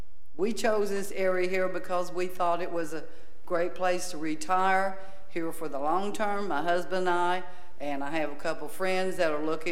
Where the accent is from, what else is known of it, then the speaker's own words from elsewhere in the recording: Charleston, South Carolina, United States; because my husband and I came from Charleston, South Carolina. We moved here.